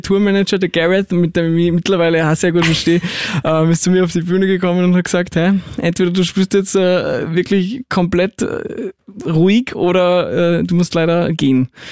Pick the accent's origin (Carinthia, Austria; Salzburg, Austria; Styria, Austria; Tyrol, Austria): Salzburg, Austria; ich bin aus Salzburg